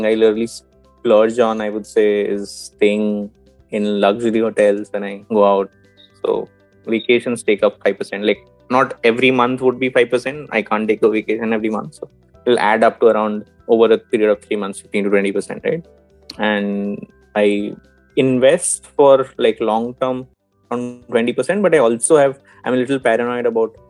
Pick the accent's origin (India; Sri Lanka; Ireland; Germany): India; Bhubaneswar, Odisha; where I stay, which is Bhubaneswar, my hometown